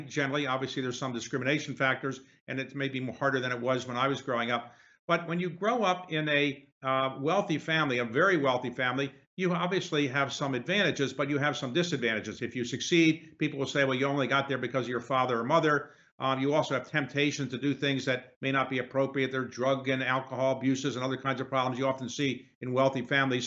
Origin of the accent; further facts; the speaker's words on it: Baltimore, Maryland, United States; where I grew up in Baltimore